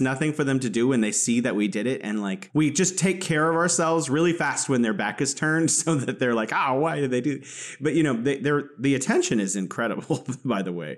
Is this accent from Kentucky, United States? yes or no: no; California, United States; now in Wuhan, China; I'm originally from California, but now I'm living in beautiful Wuhan, China